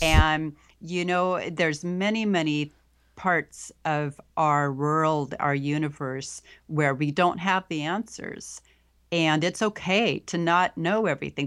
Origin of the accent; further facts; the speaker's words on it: Pacific Northwest, United States; I was born and raised here in the Pacific Northwest